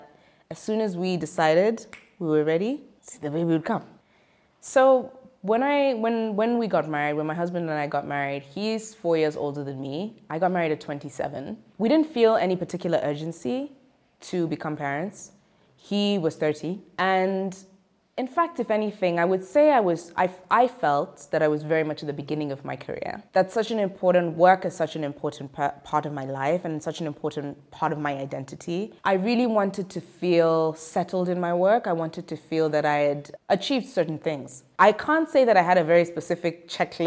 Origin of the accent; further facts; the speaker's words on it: Zimbabwe; I'm from Zimbabwe.